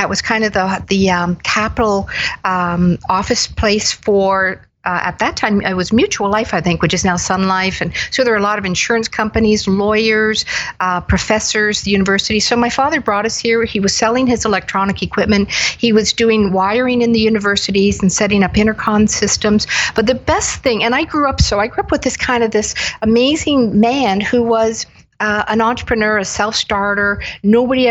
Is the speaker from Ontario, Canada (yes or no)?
yes; Waterloo, Ontario, Canada; also born or lived in Hamilton, Ontario / Toronto, Ontario; Well, I grew up mainly in Waterloo, born in Hamilton